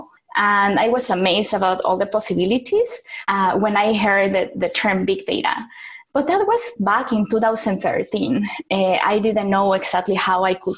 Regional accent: Mexico; moved away; also born or lived in South America; I'm from Mexico and I live in a couple of places in South America, like across Latin America

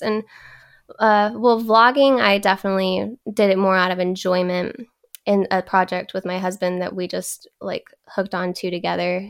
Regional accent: Texas, United States; also born or lived in Louisiana; now in California, United States; raised in Texas. I'm a Southern girl

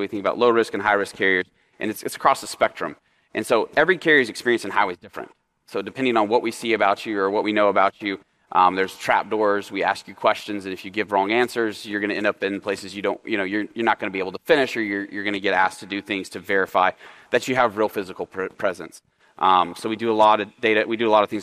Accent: Oklahoma, United States; now in Dallas, United States; I'm from Oklahoma

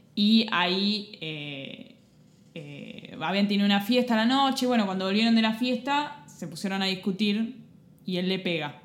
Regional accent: Argentina

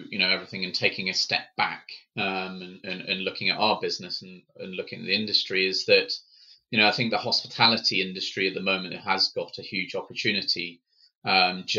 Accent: England, United Kingdom; as Brits or as English people

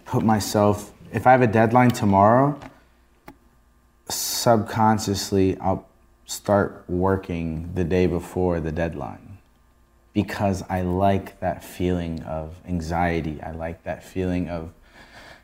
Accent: Rockville, Maryland, United States; I was born and raised in a DMV. I'm from Rockville, Maryland, Montgomery County.

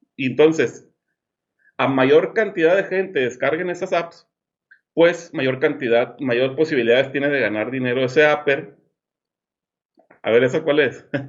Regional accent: Monterrey, Nuevo León, Mexico; now in Los Cabos, Mexico; Ahora soy de Monterrey, como tú, pero vivo acá en Los Cabos

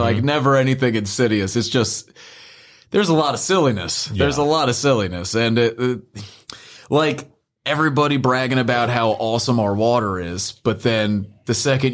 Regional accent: Northeast, United States; now in Memphis, United States; I'm from the Northeast

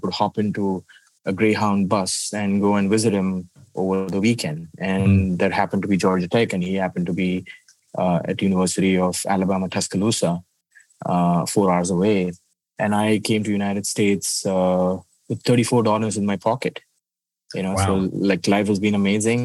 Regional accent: India; moved away; I come from slums in India, where access to education, paying for funerals, paying for marriages, or any function used to be it was Herculean for us

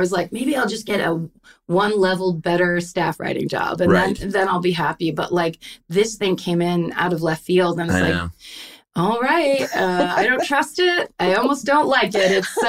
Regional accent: Petaluma, California, United States; I'm from Northern California. I grew up in a town called Petaluma.

